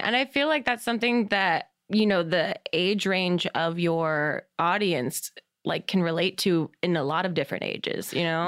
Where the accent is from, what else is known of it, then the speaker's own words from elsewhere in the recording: New Jersey, United States; moved away; I'm from Jersey originally